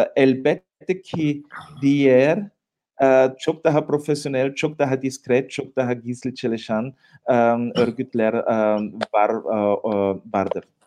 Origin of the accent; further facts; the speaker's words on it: Tyrol, Austria; ben de Tiroluyum.